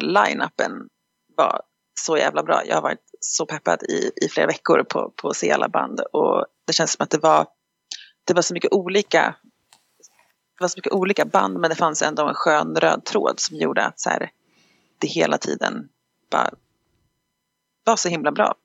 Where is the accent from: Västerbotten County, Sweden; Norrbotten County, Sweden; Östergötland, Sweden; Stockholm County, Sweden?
Stockholm County, Sweden; Stockholm; moved away as an adult; also born or lived in United States; now in Dalarna, Sweden; jag är född i USA, uppväxt i Stockholm men bor i Dalarna